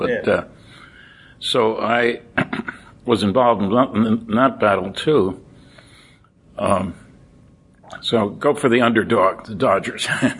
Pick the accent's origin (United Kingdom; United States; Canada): United States; Linden, New Jersey; I grew up in Linden, New Jersey, 18 miles from New York City.